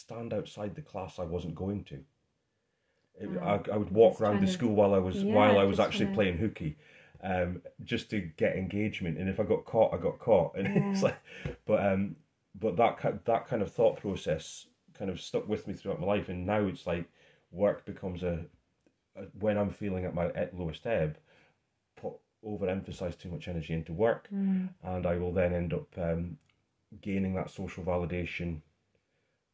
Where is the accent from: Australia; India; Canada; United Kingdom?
United Kingdom; Scotland; being Scottish